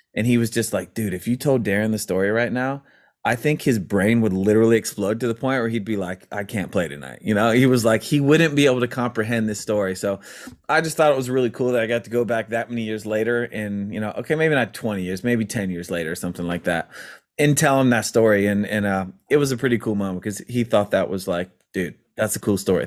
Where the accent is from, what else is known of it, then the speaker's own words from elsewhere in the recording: Maryland, United States; we grew up in Maryland